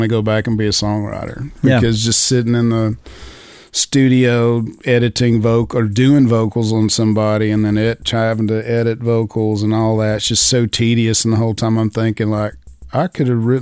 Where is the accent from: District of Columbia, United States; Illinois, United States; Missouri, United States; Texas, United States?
Texas, United States; Gruver; now in Nashville, United States; I grew up in a little farm town north of Amarillo called Groover